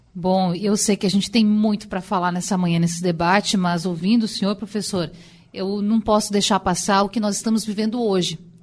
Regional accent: Rio Grande do Sul, Brazil; moved away as an adult; also born or lived in Pernambuco; now in Recife, Brazil; moro há dois anos e meio nessa terra tão acolhedora, sou gaúcha

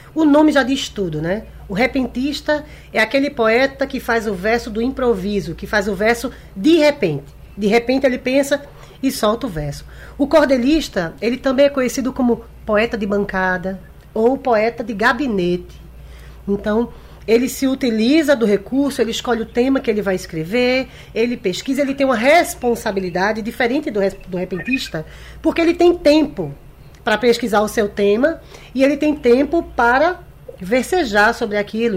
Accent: Recife, Pernambuco, Brazil; Eu sou nascida e criada em Recife

